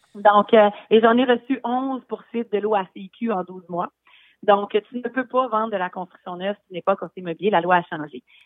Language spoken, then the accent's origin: French; Quebec City, Quebec, Canada; je viens de Québec, effectivement. Ma famille vient du Bas-du-Fleuve, dans le coin de Saint-Jean-Port-Joli, mais je suis euh, basée à Québec depuis ma naissance